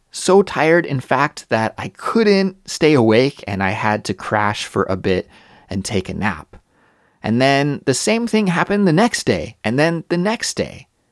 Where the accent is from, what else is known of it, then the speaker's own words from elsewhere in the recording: Kelowna, British Columbia, Canada; moved away as an adult; also born or lived in Montreal, Canada; now in Seoul, South Korea; I'd travel back to visit my hometown, Kelowna, British Columbia